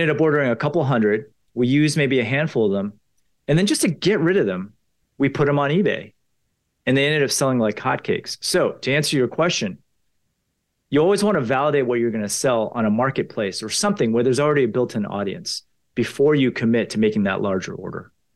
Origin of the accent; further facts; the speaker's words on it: Potomac, Maryland, United States; I grew up in Potomac, Maryland.